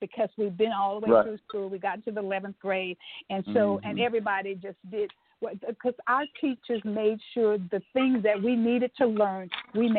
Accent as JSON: {"language": "English", "region": "Texas", "country": "United States", "tie": "born or raised there", "said": "I grew up in Texas"}